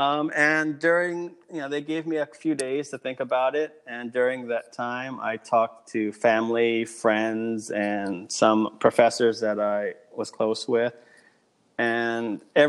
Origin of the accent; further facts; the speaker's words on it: Torrance, California, United States; also born or lived in Los Angeles, California; now in Japan; I am originally from Los Angeles, California